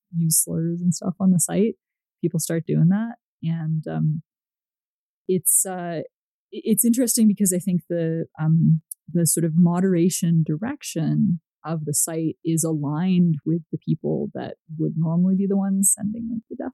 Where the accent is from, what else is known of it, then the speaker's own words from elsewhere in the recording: Canada; moved away as an adult; also born or lived in United States; I am from Canada